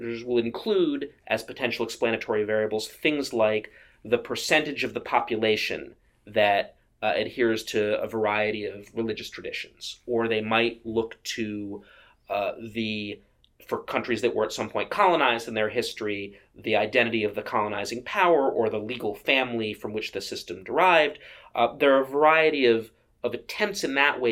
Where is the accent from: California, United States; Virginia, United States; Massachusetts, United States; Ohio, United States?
Massachusetts, United States; My home state